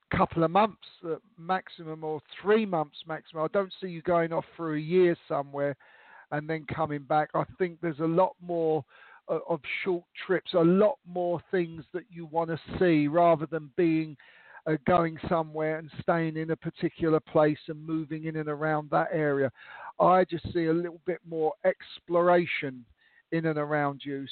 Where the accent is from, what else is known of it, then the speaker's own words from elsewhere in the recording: London, United Kingdom; moved away as an adult; now in Austria; I now live in Austria, in uh, next door to Germany, and I, I grew up in London